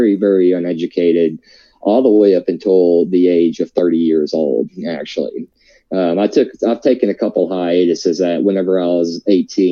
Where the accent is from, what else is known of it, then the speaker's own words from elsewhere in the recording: Nebo, Kentucky, United States; I'm from Nebo, Kentucky, way out in the country, raised Southern Baptist